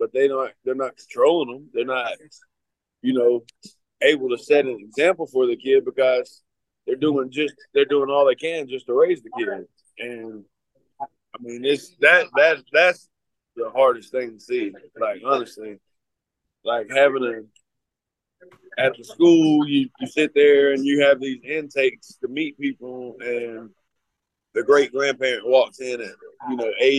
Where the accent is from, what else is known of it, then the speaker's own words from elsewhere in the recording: Cleveland, Georgia, United States; And it's, it's in White County in Cleveland, where my hometown is.